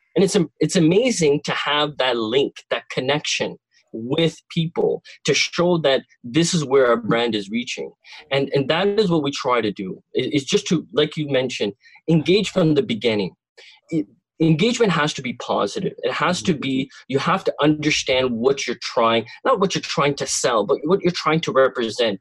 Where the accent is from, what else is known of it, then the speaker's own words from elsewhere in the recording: Cornwall, Ontario, Canada; I am from Cornwall, uh, not too far away from uh, the Toronto crew, uh, and uh, uh, born and raised in this city.